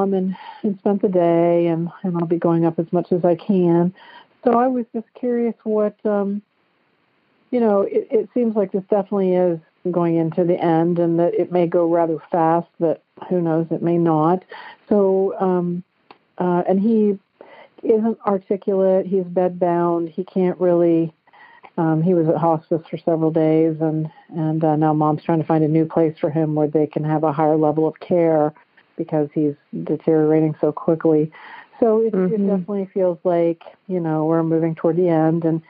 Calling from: Dayton, Ohio, United States; I'm calling from Dayton, Ohio

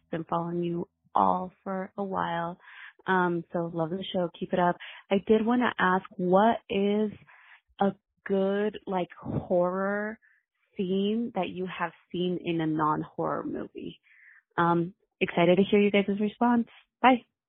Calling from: Salt Lake City, Utah, United States; I'm calling from Salt Lake City, Utah

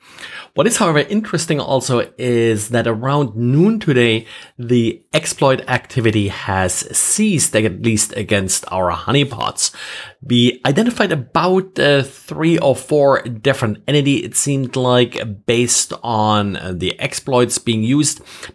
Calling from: Jacksonville, Florida, United States; today I'm recording from Jacksonville, Florida.

